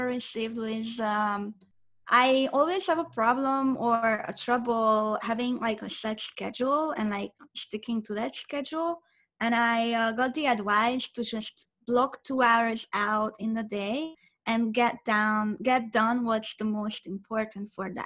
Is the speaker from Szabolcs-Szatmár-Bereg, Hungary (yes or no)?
no; Budapest, Hungary; English is a second language; now in Orange County, United States; I'm originally from Budapest, Hungary. I was born and raised in Hungary.